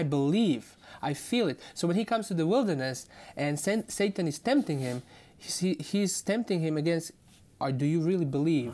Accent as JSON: {"language": "English", "country": "Croatia", "moved": "yes", "said": "I'm from Croatia."}